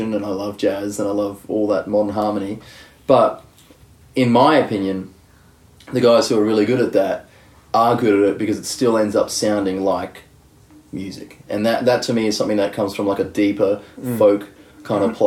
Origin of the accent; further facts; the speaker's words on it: Brisbane, Queensland, Australia; moved away as an adult; also born or lived in Melbourne; I was born in Brisbane, and I studied in Brisbane. And then in my 20s, I moved to Melbourne for 6 years